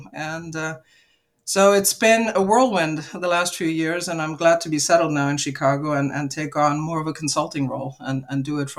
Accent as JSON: {"language": "English", "country": "Luxembourg", "tie": "born or raised there", "said": "And I grew up in Luxembourg originally because my father was part of the bunch of Icelanders that helped start Cargolux at the time in Luxembourg, so that's the reason for my upbringing over there."}